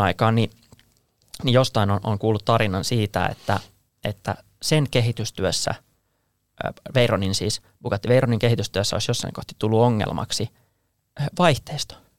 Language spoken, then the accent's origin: Finnish; Finland